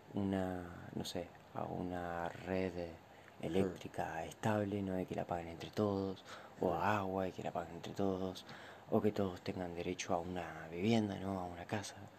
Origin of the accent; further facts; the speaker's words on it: Mar del Plata, Buenos Aires Province, Argentina; vivimos en una ciudad portuaria, en una ciudad costera